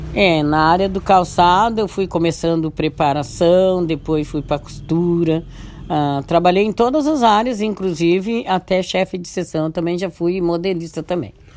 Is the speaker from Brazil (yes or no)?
yes; Brazil; Eu nasci no Morro da Boa Vista, lá para Bando Morro Agudo, da Vila Palmeira sobe para cima. Então eu nasci lá